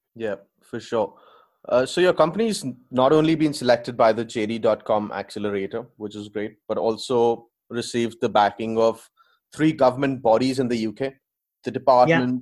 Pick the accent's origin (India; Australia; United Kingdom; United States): India; I come from India as well